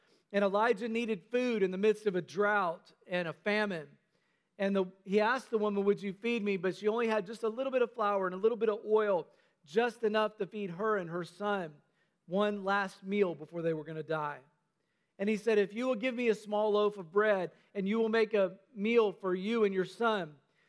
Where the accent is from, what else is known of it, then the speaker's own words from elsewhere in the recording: North Carolina, United States; also born or lived in Tennessee; although it probably sounded a lot more Southern back then because, you know, I grew up in North Carolina. I was in Tennessee at the time